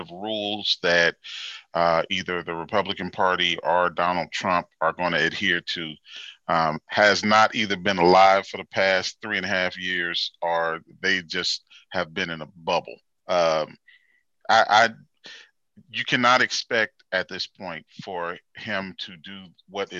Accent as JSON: {"language": "English", "town": "Gary", "region": "Indiana", "country": "United States", "tie": "born or raised there", "lives_now": "Indianapolis, United States", "said": "I was raised in Gary, and I've been here in Indianapolis for about 21 years or so."}